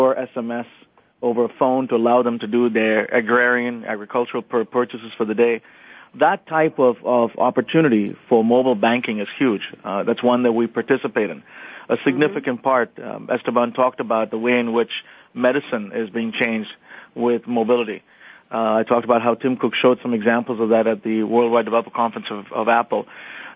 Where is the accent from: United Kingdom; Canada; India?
India; moved away as an adult; now in United States; I grew up in India. I spent 18 years there. I now live in the U.S.